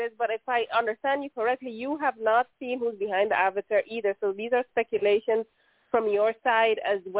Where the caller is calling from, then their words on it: Netherlands; I'm calling from the Netherlands.